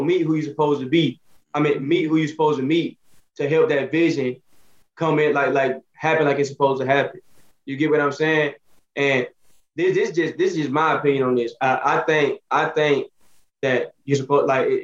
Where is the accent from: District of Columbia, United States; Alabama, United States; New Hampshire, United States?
Alabama, United States; I'm from off Alabama. Shout out my city